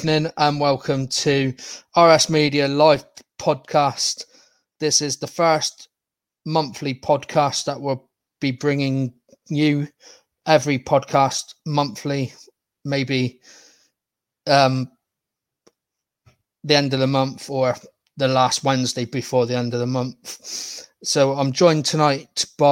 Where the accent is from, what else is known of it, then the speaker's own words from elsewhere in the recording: Plymouth, South West England, United Kingdom; my hometown club, Plymouth Argyle